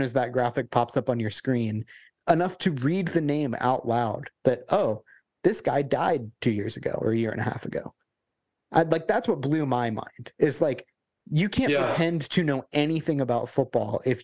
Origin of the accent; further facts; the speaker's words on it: Georgia, United States; I grew up in Georgia